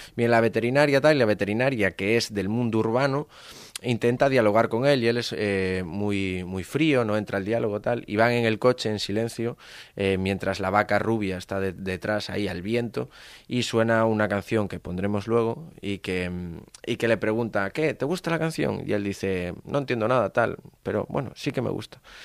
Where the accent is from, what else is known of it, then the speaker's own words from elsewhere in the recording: Galicia, Spain; yo soy gallego